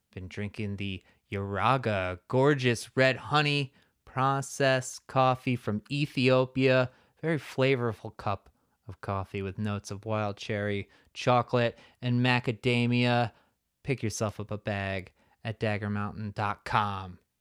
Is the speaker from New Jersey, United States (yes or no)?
yes; New Jersey, United States; I'm from New Jersey